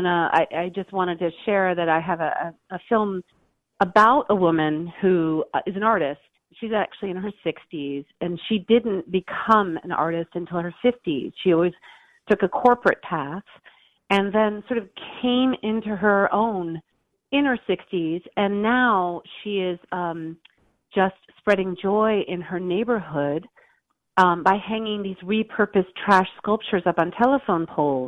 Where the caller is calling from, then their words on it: Los Angeles, California, United States; from Los Angeles. How are you guys?